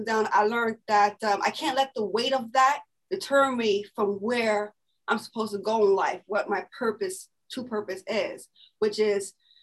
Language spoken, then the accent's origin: English; New York City, New York, United States; I'm born and raised here in Brooklyn, New York. And I am from East New York